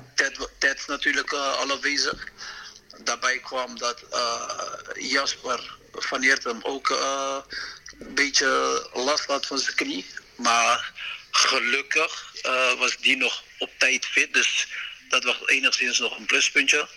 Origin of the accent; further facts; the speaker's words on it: Rotterdam, South Holland, Netherlands; ik kom natuurlijk uit Rotterdam